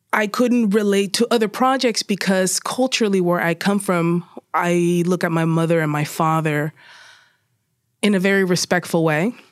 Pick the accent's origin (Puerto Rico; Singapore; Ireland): Puerto Rico; also born or lived in Spain; now in Bronx, United States; I was born in Puerto Rico